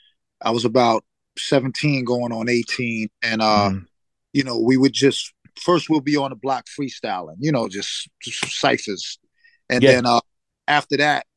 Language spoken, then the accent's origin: English; Bronx, New York, United States; I had, you know, I grew up, my father was in and out of my life